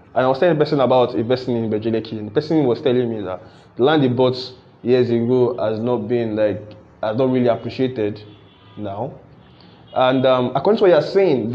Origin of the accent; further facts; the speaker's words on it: Nigeria; as a Nigerian that wants to invest in Nigeria